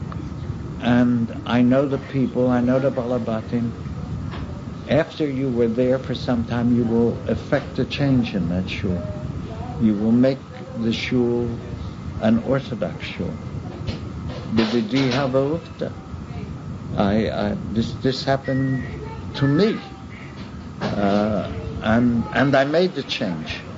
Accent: Baltimore, Maryland, United States; my hometown, in Baltimore

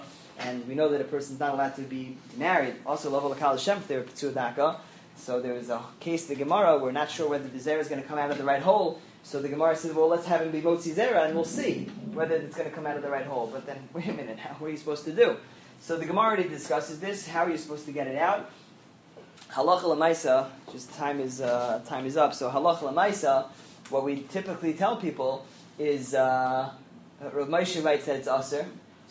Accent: New York City, New York, United States; I'm from Flushing

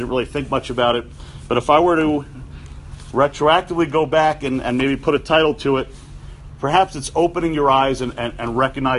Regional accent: New York City, New York, United States; I grew up on the Upper West Side of Manhattan

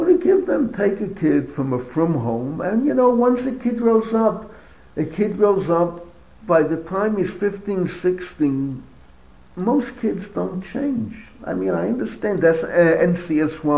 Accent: United States; moved away as an adult; now in Israel; I'm either, you may say, an Israeli of American origins, or I'm an American living in Israel.

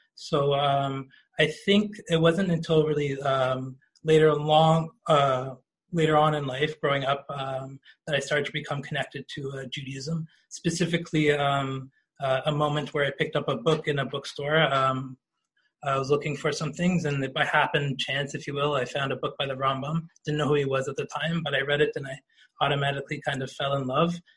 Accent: Toronto, Ontario, Canada; growing up in Toronto and especially the regions of Toronto I grew up

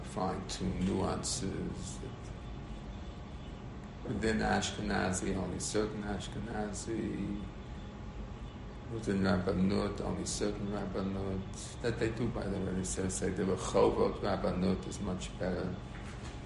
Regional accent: United States; I'm an American

